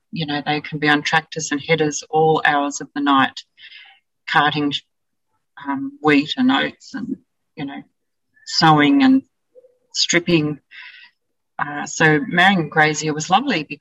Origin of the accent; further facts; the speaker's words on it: Wellington, New South Wales, Australia; We were both born and bred in Wellington.